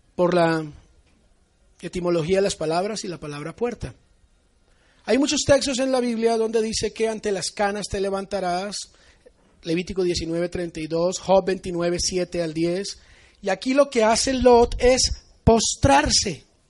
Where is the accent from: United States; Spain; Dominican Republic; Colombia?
Colombia; yo soy colombiano.